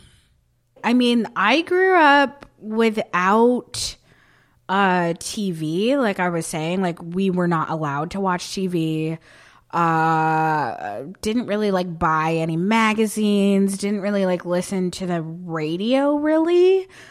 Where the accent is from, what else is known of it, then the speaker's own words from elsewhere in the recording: Barton, Vermont, United States; moved away; So I grew up in Barton, Vermont, which is, like, middle of, like, nowhere